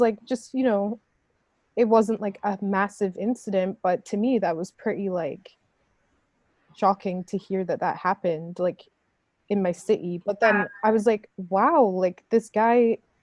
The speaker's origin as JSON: {"language": "English", "town": "Saskatoon", "region": "Saskatchewan", "country": "Canada", "tie": "born or raised there", "said": "when I grew up in Saskatoon when I moved to Canada and went to high school there"}